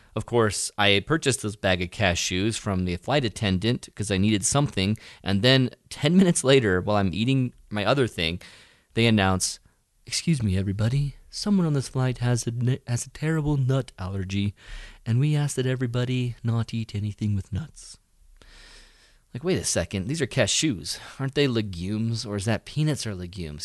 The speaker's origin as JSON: {"language": "English", "country": "United States", "said": "I'm an American"}